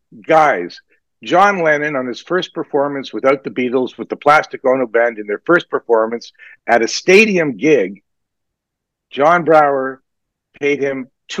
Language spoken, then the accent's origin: English; Toronto, Ontario, Canada; I'm from Toronto. I'm almost of that era.